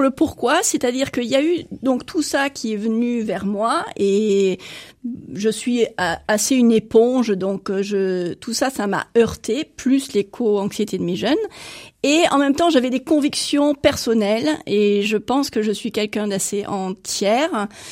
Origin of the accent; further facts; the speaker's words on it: Netherlands; now in France; je suis néerlandaise